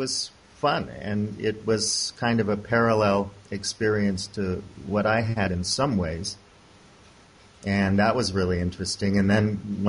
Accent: United States; moved away as an adult; now in Hong Kong; I'm an American

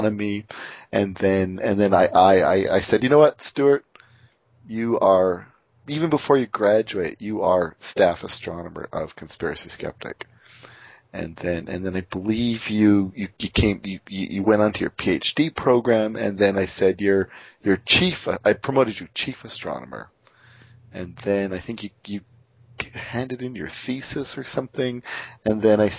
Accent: Canada; accent: Canadian; my crazy Canadian accent

